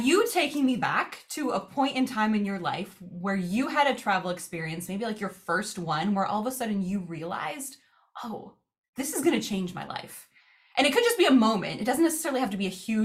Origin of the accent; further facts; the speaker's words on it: United States; us as Americans